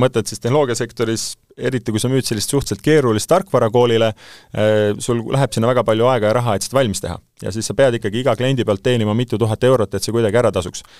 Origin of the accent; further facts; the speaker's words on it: Saare County, Estonia; ma sündisin Saaremaal